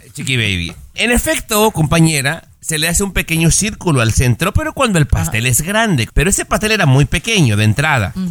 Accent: Mexico; mi opinión como mexicano

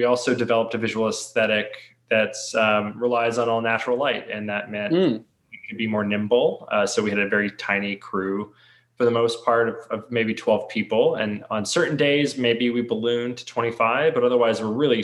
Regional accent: Toronto, Ontario, Canada; we're from Toronto

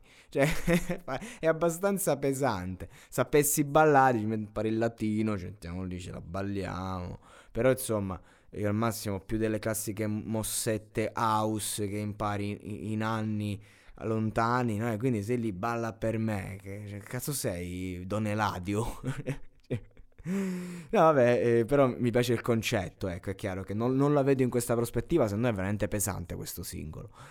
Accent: near Giulianova, Abruzzo, Italy; a Giulianova, a dieci chilometri da, dal mio paese, dalla mia città

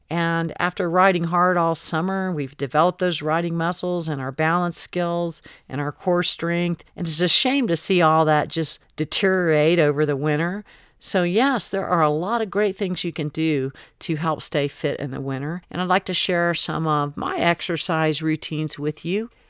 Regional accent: Florida, United States; now in Colorado, United States; I grew up in Florida

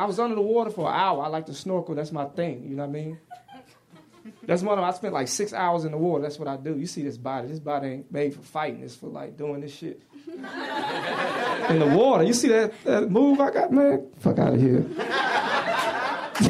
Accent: the South, United States; I'm from the South.

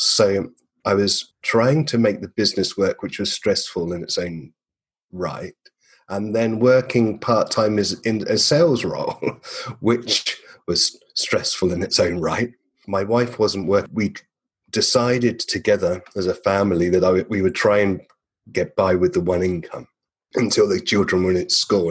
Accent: England, United Kingdom; moved away as an adult; now in Perth, Australia; I'm an Englishman.

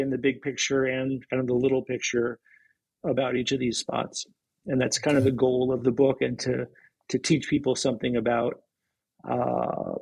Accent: Boston, Massachusetts, United States; moved away as an adult; also born or lived in Maine; now in Seattle, United States; I'm from Boston

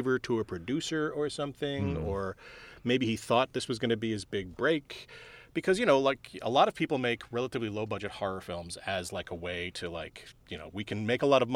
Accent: Philadelphia, Pennsylvania, United States; I'm from Philly.

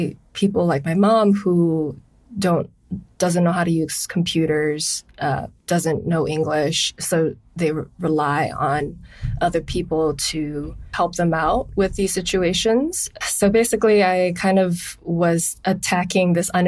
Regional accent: Honolulu, Hawaii, United States; I'm from Honolulu, Hawaii.

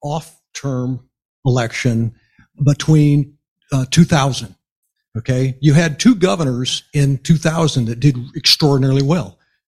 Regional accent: Texas, United States; I'm also a Texan.

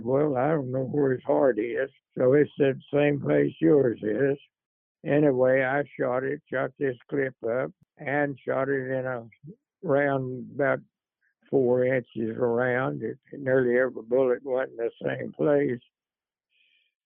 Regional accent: Oklahoma, United States; also born or lived in Torrance, California; I didn't grow up there. I grew up in Oklahoma

